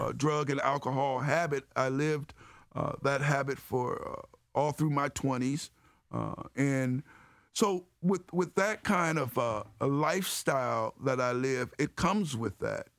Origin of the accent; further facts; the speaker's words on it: Cleveland Heights, Ohio, United States; growing up in Cleveland Heights, uh, with the great values that, uh, my parents instilled on us